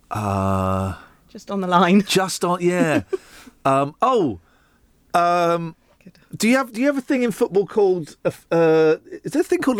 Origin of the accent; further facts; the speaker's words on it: South East England, United Kingdom; I'm not northern. I'm from Bucks. I'm not northern. I'm from Bucks.